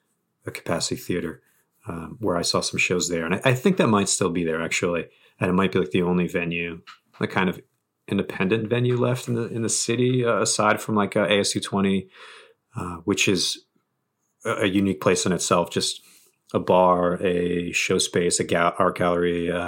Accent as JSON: {"language": "English", "region": "New England", "country": "United States", "also_born_or_lived": "Bridgewater, Massachusetts / Providence, Rhode Island", "said": "Well, I'm from New England, like just kind of generally. I moved around a lot as a kid, but I was born in like Bridgewater, Massachusetts, and I didn't move to Providence until 98, I think."}